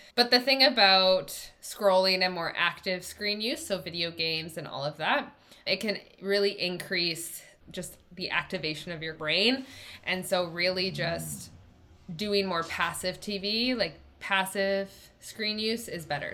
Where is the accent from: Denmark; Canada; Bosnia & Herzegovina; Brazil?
Canada; I'm Canadian